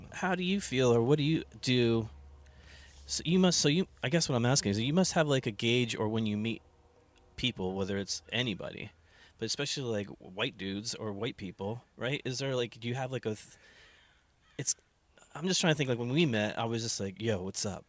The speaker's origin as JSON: {"language": "English", "country": "United States", "tie": "born or raised there", "said": "we grew up in New Jersey, New York"}